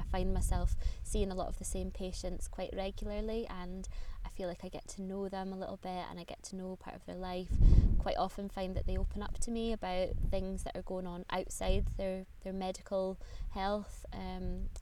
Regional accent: Aberdeenshire, Scotland, United Kingdom; moved away as an adult; also born or lived in Aviemore; now in Edinburgh, United Kingdom; I grew up in Aberdeenshire, which is the northeast of Scotland

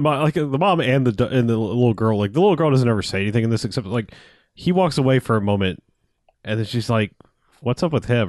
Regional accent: United States; I, I'm American.

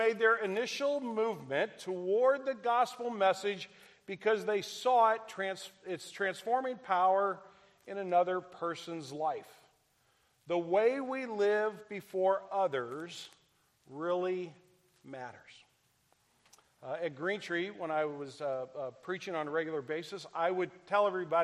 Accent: Midwest, United States; I'm from the Midwest, so we're just as stubborn as y'all.

